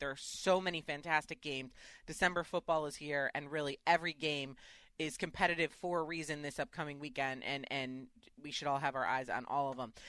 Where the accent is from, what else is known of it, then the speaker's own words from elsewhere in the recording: Chicago, Illinois, United States; now in Connecticut, United States; I live in Connecticut and I'm from Chicago